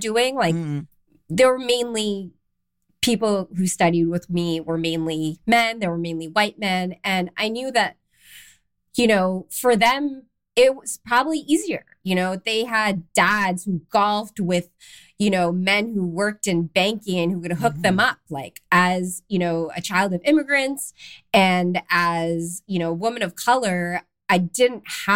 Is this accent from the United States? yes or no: no; Canada; moved away as an adult; also born or lived in London, England / Amsterdam, Netherlands; I'm Canadian. I grew up in Canada, but I moved to London, England